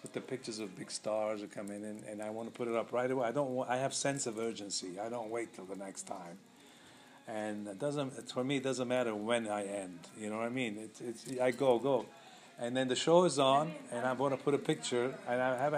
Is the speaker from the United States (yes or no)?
no; Lebanon; moved away; I'm from Lebanon